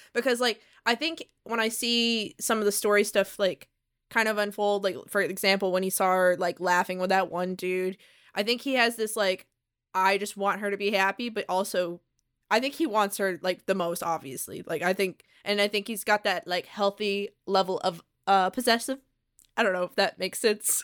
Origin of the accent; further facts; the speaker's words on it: Mississippi, United States; moved away; I came from Mississippi. There weren't many, many resources there